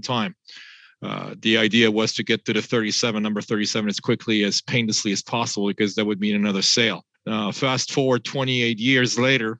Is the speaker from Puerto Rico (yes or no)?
no; France; moved away as an adult; now in United States; I was born and raised in France, half French, half German. Moved to the US at the tender age of 23 in 1993